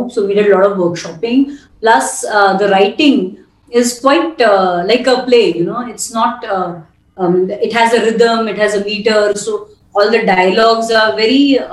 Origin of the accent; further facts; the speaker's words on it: Mumbai, Maharashtra, India; also born or lived in Delhi; I'm a Maharashtrian, I'm born and brought up in Bombay